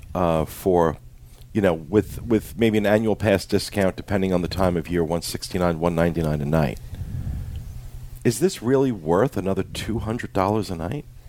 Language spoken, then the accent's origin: English; Jersey Shore, New Jersey, United States; I am from the Jersey Shore